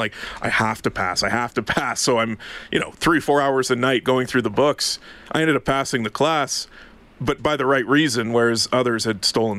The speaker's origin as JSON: {"language": "English", "town": "Ottawa", "region": "Ontario", "country": "Canada", "tie": "born or raised there", "said": "Born and raised in Ottawa."}